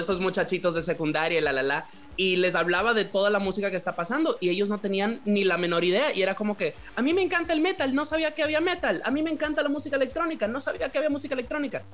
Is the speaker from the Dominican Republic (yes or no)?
yes; Santiago de los Caballeros, Santiago, Dominican Republic; yo me crié en República Dominicana, me crié en Santiago, ah, que como la segunda ciudad del país